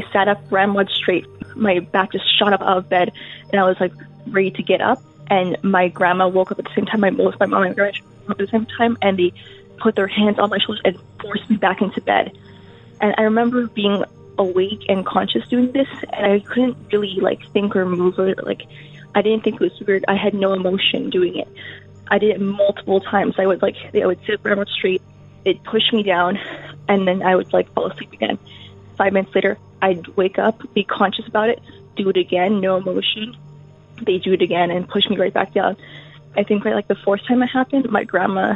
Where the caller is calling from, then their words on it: Canada; I'm calling from Canada